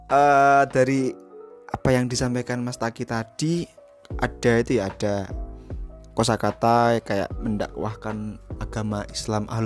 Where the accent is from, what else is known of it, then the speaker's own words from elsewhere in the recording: Batang, Central Java, Indonesia; Saya itu berasal dari Batang ya.